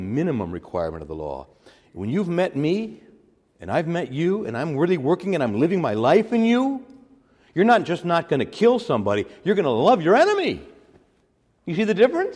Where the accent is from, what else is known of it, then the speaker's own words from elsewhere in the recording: Chicago, Illinois, United States; I got born in Chicago, Illinois. I'm an American